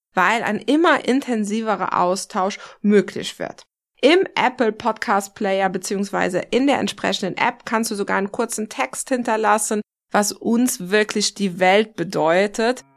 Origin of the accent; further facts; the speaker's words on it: Luxembourg; now in Trier, Germany; ich wohne ja aktuell noch in Trier. Ich will unbedingt nach Luxemburg nächstes Jahr zurückziehen in, in meine Heimat äh, so nach zehn Jahren